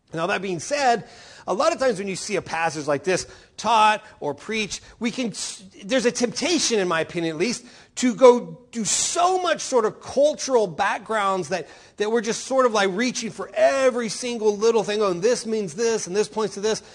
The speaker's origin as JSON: {"language": "English", "region": "Oklahoma", "country": "United States", "also_born_or_lived": "Texas", "moved": "yes", "said": "In Oklahoma, where I come from"}